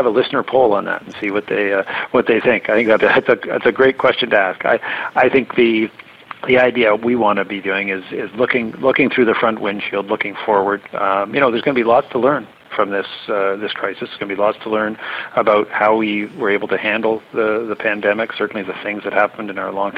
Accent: Durham, Ontario, Canada; I'm from Durham

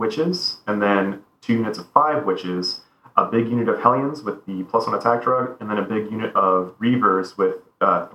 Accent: Winter Haven, Florida, United States; I'm from Winter Haven

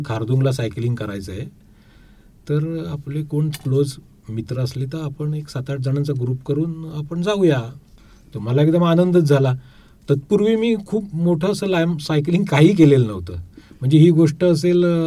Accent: Kolthare, Maharashtra, India; moved away as an adult; now in Pune, India; मूळचा मी कोकणचा आहे दापोली तालुक्यात कोळथरे आमचं एक छोटंसं गाव आहे

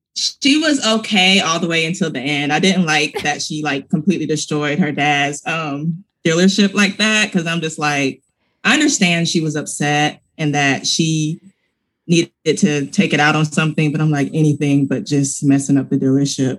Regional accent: Georgia, United States; I'm from Georgia and football is huge where I'm from

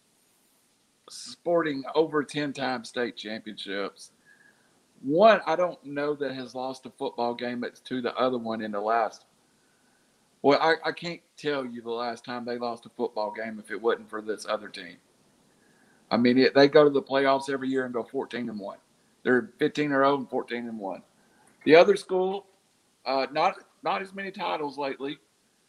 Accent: Chattanooga, Tennessee, United States; I'm from Chattanooga

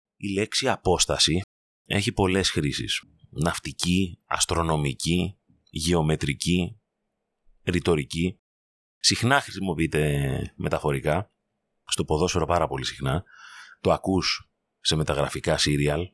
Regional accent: Greece; ως Έλληνες

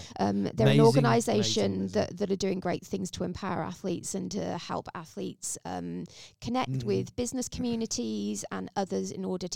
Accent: England, United Kingdom; now in Australia; As an English person that came to Australia

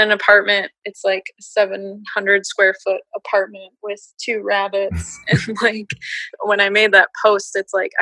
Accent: Minneapolis, Minnesota, United States; now in St. Paul, United States; I grew up in Minneapolis, Minnesota

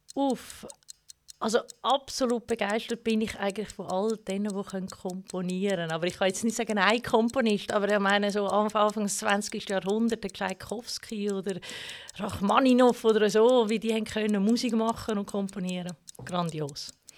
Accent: Baar, Zug, Switzerland; Zusammen mit Silvia bin ich an der Inwilstraße aufgewachsen

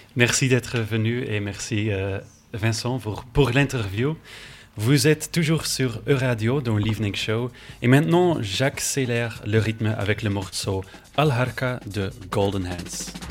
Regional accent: Belgium; je viens de Belgique. Vous pouvez peut-être l'entendre à mon accent

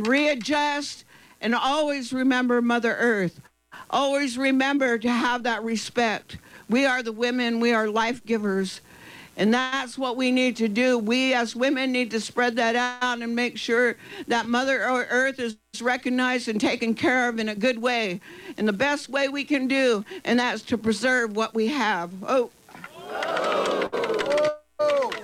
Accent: Round Valley, California, United States; I'm from Round Valley, and I'm a descendant of the ancestral people, the first people of Round Valley

